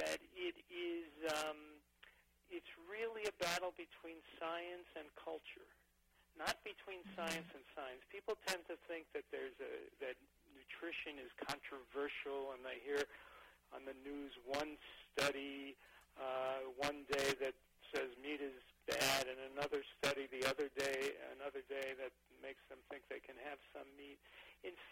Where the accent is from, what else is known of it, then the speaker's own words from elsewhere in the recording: Long Island, New York, United States; I grew up middle class on Long Island